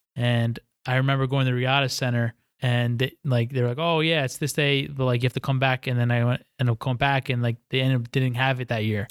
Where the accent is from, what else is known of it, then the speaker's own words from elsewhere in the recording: White Plains, New York, United States; moved away as an adult; also born or lived in Stillwater, Oklahoma; born and raised in White Plains, New York, which is about twenty-five minutes outside, uh, Manhattan